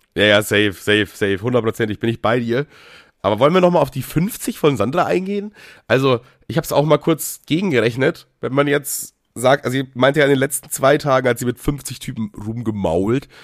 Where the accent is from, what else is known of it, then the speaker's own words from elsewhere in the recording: Bavaria, Germany; ich komme ja aus Bayern